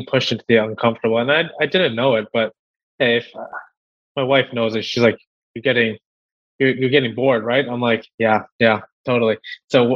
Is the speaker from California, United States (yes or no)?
no; White Plains, New York, United States; I'm from White Plains, New York, all the way up in the freezing cold, close to New York City border